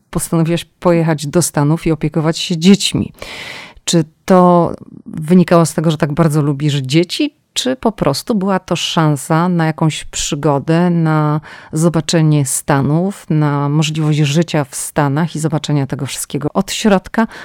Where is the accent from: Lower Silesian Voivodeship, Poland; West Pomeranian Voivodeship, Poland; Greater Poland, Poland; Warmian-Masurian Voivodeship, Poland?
West Pomeranian Voivodeship, Poland; Szczecin; bo ty jesteś tak jak ja ze Szczecina